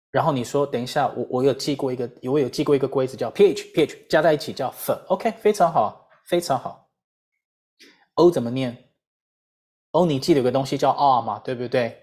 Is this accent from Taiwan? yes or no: yes; Taiwan; 我自己就是台湾社会的一份子嘛